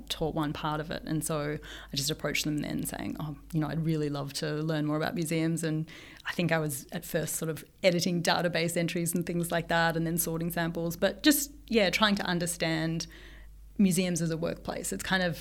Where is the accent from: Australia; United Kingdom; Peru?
Australia; Melbourne, Victoria; moved away as an adult; also born or lived in Brisbane; I grew up in Melbourne, but I did my PhD in Brisbane